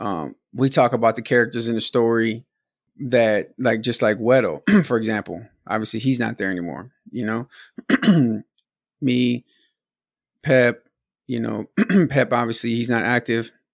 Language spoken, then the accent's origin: English; Milwaukee, Wisconsin, United States; we were from Milwaukee, we're from Wisconsin